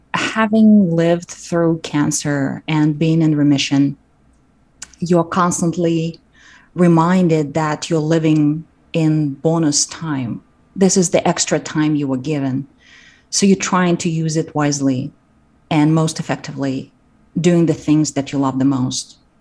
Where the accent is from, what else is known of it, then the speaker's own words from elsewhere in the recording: Kazakhstan; moved away; I grew up in Kazakhstan and we didn't have our our local theater school